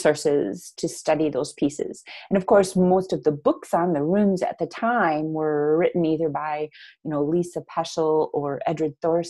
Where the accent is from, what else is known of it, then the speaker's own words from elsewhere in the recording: Minnesota, United States; I grew up in Minnesota with the Norwegian-American identity from my mother's